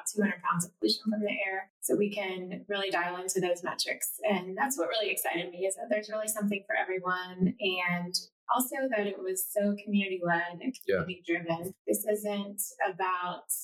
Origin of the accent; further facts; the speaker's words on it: Kansas City, Missouri, United States; also born or lived in St. Louis; I'm also from Kansas City